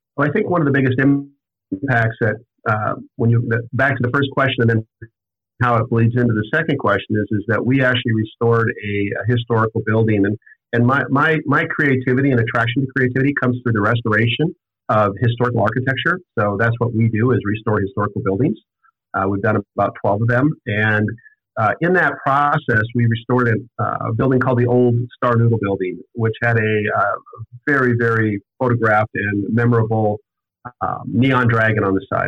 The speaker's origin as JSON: {"language": "English", "region": "Montana", "country": "United States", "tie": "born or raised there", "also_born_or_lived": "Scottsdale, Arizona", "moved": "as an adult", "lives_now": "Ogden, United States", "said": "I grew up actually in Montana"}